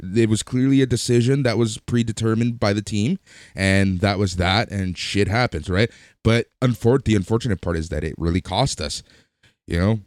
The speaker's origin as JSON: {"language": "English", "town": "Toronto", "region": "Ontario", "country": "Canada", "said": "We're from Toronto. Toronto's in Canada."}